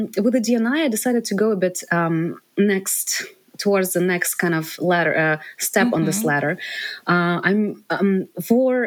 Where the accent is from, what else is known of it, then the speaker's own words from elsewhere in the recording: Ukraine; moved away as an adult; now in United States; I'm from Ukraine, I grew up